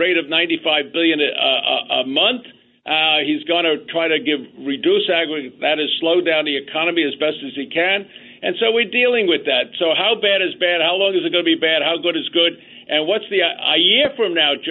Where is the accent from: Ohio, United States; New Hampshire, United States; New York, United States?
New York, United States; New York City; I grew up in the Bronx